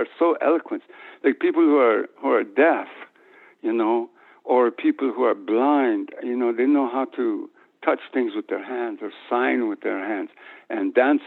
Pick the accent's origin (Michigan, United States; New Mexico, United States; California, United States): New Mexico, United States; moved away; also born or lived in Guatemala; I grew up in a town in New Mexico